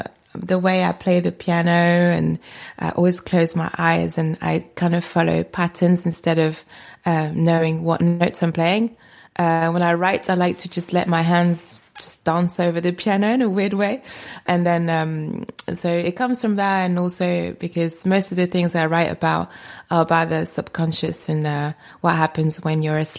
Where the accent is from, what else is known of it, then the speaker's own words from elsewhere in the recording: France; moved away; I'm actually French. I was born in France, so I'm French, but I've been here most of my life.